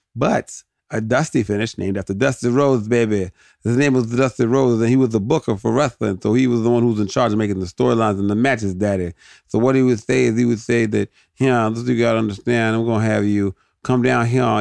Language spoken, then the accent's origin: English; United States; as an American